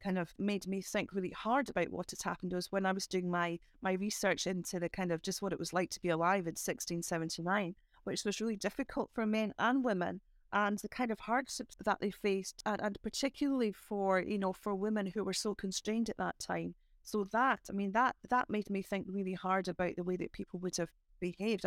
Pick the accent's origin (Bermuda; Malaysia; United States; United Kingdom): United Kingdom; Edinburgh, Scotland; as a child growing up in Christofan